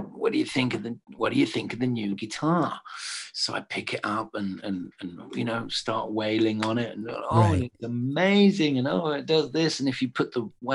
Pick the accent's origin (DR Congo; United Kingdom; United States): United Kingdom; England; I'm in English